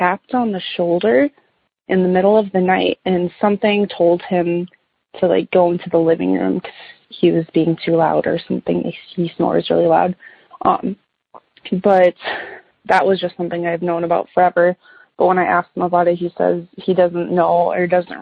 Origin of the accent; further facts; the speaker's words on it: Minnesota, United States; my parents bought our house that we grew up in Minnesota here in the early 90s